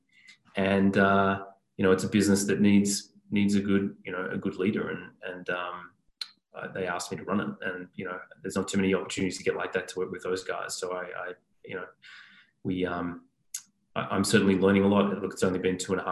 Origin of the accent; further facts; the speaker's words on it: Melbourne, Victoria, Australia; I'm Australian. I grew up in Melbourne